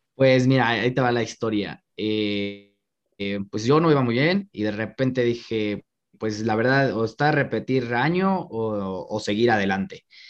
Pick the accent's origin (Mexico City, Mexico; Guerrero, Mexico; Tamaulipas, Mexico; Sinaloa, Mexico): Mexico City, Mexico; En la Benito Juárez, soy de la Benito Juárez.